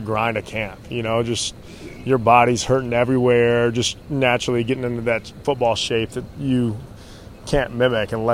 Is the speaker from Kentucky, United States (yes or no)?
no; Nashville, Tennessee, United States; moved away as an adult; also born or lived in Center Hill Lake, Tennessee / Oxford, Mississippi; going to school at Ole Miss, growing up in Nashville